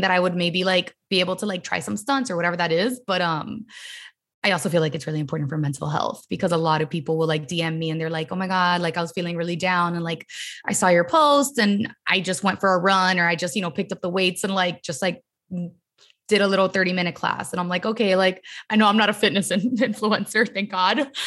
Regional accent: Miami, Florida, United States; now in Los Angeles, United States; I'm from Miami, born and raised in, like, Miami

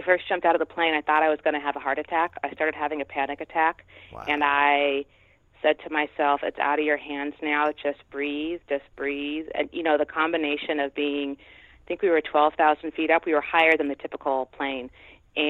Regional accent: Oregon, United States; now in New England, United States; I grew up in Oregon, we had to go to outdoor school

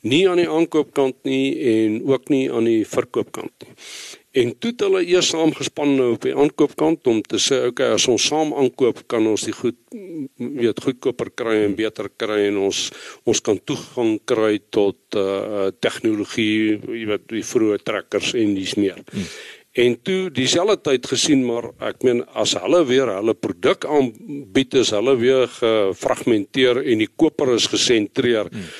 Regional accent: Bloemfontein, Free State, South Africa; also born or lived in Western Cape / Bethlehem / Reitz; ek ek is 'n gebore en getoe Vrystater, in Bloemfontein groot geword

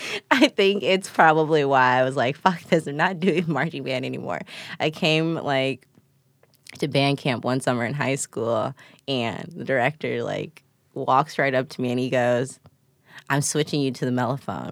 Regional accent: Chicago, Illinois, United States; I'm from the east side

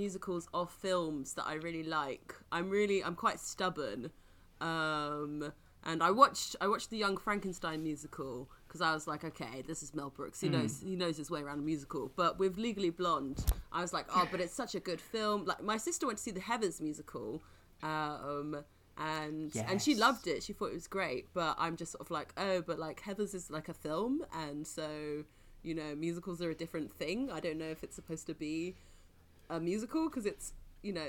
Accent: London, United Kingdom; I was from London and I'm brown

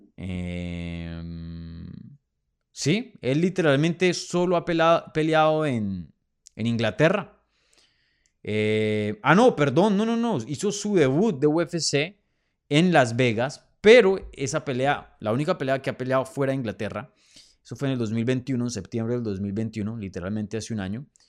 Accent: Bogotá, Bogotá Capital District, Colombia; moved away; Bogotá, mi tierrita, que la extraño mucho

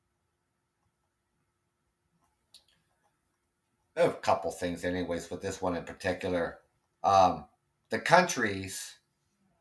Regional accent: Ontario, Canada; I am Canadian and I am from Ontario, Canada.

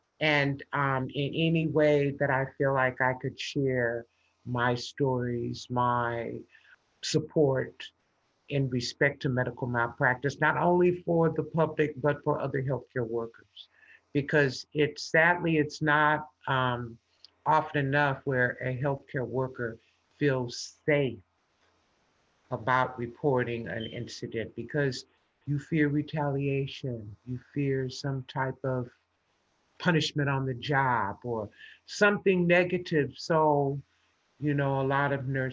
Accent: Los Angeles, California, United States; I grew up in Los Angeles, California

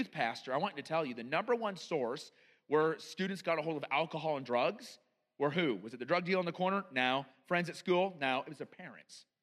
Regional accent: United States; as an American

